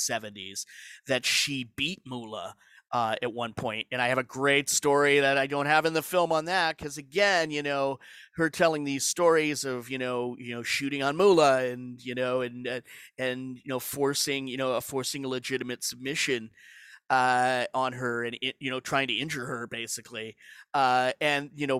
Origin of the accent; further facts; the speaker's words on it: Alberta, Canada; growing up in Alberta